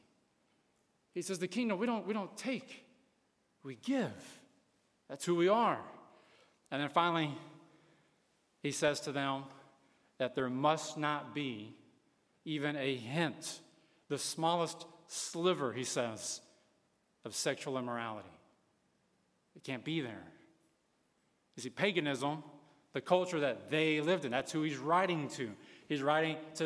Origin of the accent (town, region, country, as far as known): United States